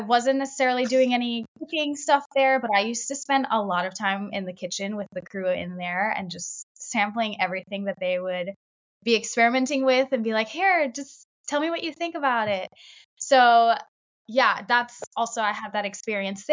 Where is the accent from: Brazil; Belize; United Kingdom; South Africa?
Belize; now in Vermont, United States; I was born and raised in Belize with a family